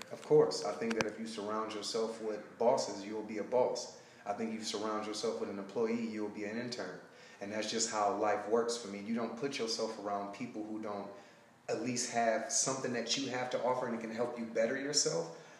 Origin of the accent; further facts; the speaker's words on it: Detroit, Michigan, United States; moved away as an adult; also born or lived in Alabama / Sacramento, California; now in Los Angeles area, United States; I'm from Detroit, Michigan. I left there and I got a full track scholarship uh, to Alabama State.